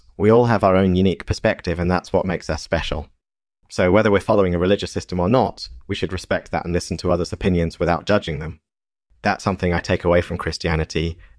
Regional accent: Massachusetts, United States; now in Pennsylvania, United States; I was born and raised in Massachusetts, but I've been living in Pennsylvania for the past few years.

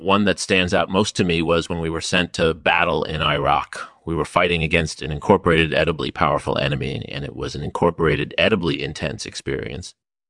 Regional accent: Iowa, United States; I was born and raised in Iowa

